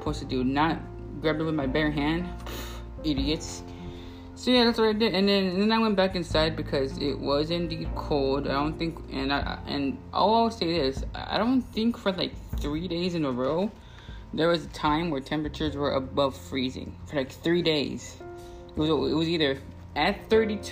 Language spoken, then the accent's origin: English; Texas, United States; I'm from Texas